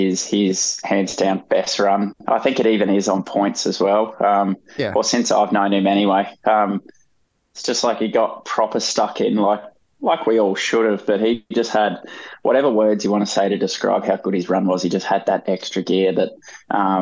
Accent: Brisbane, Queensland, Australia; being from Brizzy, like, I'm not a local on the coast

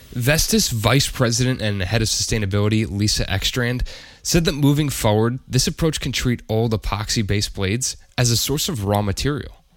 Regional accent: United States; as an American

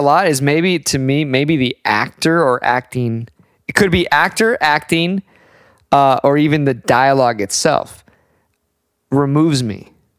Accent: United States; And as an American

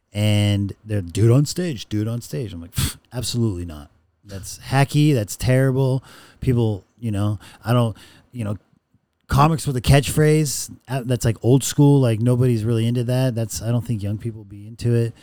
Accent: Rancho Cucamonga, California, United States; now in Los Angeles, United States; I grew up in the Inland Empire, Ranch Cucamonga

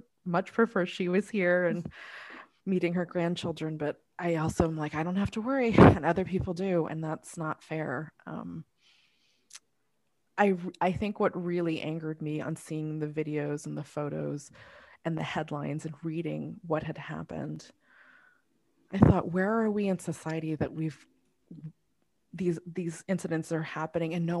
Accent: United States; I was born here, I'm still viewed as Asian first

